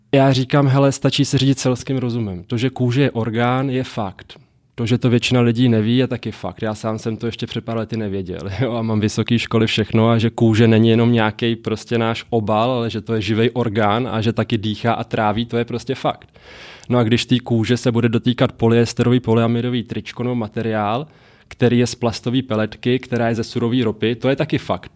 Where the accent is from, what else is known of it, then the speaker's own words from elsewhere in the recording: Mariánské Lázně, Karlovy Vary Region, Czechia; moved away; also born or lived in Prague / United States; já jsem žil z Mariánských lázních původně, rodina je hodně i skladský, což je vyloženě jenom jakoby osada lovecká v lese u Mariánek